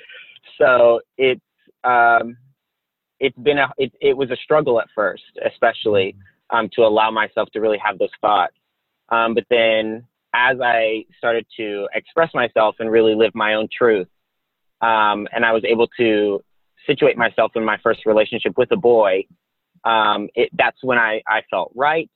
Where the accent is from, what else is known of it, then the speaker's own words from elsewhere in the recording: the South, United States; I grew up in the South